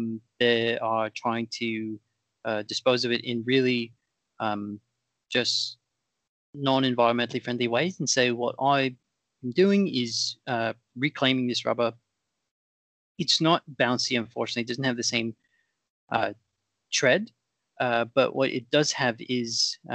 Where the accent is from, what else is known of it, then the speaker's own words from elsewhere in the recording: Australia; In all fairness, I'm from Australia. We have very different suite of products over there.